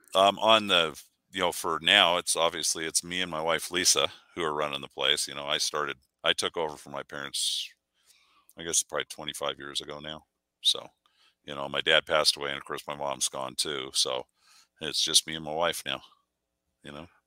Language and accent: English; Burbank, California, United States; moved away; I grew up shooting in the Southwest Pistol League down in um, Southern California area because that's where we're from originally, Burbank